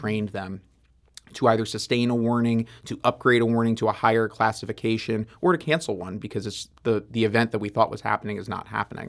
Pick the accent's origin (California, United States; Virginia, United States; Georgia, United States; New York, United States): New York, United States; now in St. Louis, United States; I was from New York